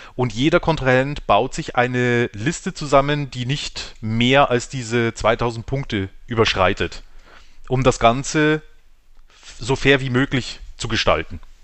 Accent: Weiden, Bavaria, Germany; Wie äh, die meisten von uns auch aus Weiden

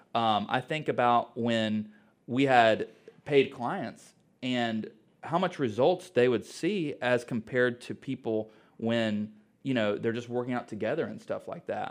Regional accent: Mooresville, North Carolina, United States; I'm from Mooresville

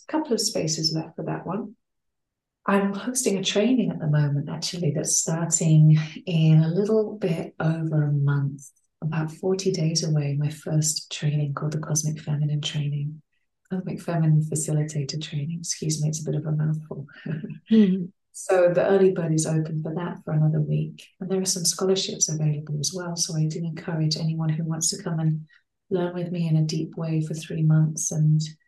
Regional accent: England, United Kingdom; born there; So I was born in England and I came back to these lands that I was born on to really root my work into deeper into land and deeper into place

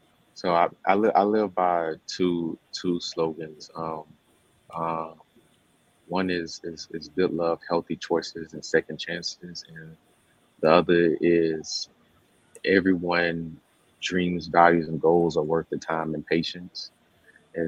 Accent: the South, United States; one, I'm from the South, and I also just say that it's something interesting about Southern people. There are some good things and bad things about just Southern people in general.

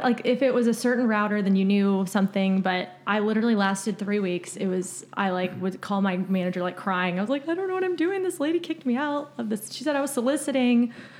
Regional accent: Midland, Texas, United States; also born or lived in Dallas, Texas; now in Austin, United States; I'm from Midland, Texas originally. I went to Texas A&M, whoop, Giga Maggies. And I moved to Midland after college, had no idea what I wanted to do. I moved to Dallas for a second. Then I moved to Austin 5 years ago.

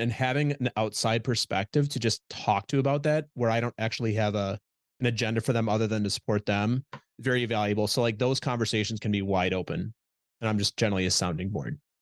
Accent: Minnesota, United States; moved away as an adult; also born or lived in Midwest; now in New York, United States; I'm from Minnesota originally

